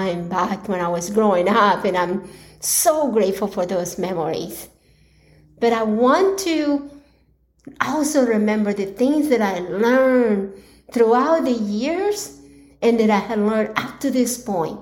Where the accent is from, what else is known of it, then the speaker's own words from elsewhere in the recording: Colombia; now in United States; I was born in Colombia, and that is where the majority of my family is